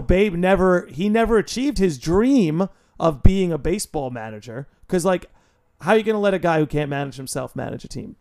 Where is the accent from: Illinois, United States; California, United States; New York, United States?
New York, United States; I am a New Yorker